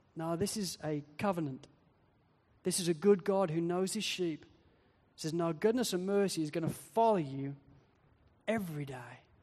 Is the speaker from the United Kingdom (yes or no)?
yes; Wales, United Kingdom; I come from Wales, where so many people are hill sheep farmers